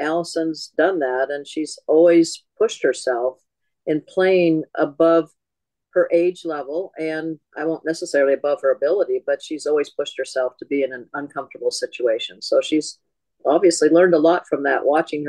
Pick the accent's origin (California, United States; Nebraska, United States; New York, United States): California, United States; born or raised there